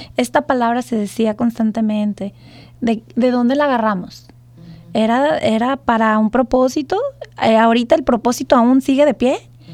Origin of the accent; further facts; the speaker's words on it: Mexico; now in United States; nuestro México